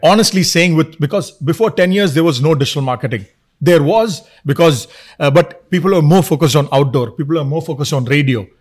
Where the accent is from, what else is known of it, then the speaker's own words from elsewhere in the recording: Kerala, India; also born or lived in Dubai; I'm from Kerala